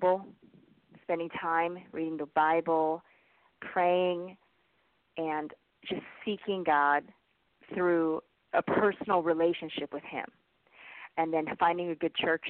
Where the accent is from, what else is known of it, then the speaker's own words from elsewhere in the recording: California, United States; moved away; also born or lived in Canada; I grew up in California